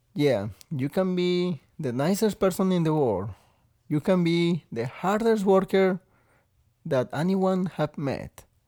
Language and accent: English; Veracruz, Mexico; English is a second language; moved away as an adult; also born or lived in Texas / Rhode Island; now in Maine, United States; I come all the way from Mexico, Veracruz, which is all the way at the south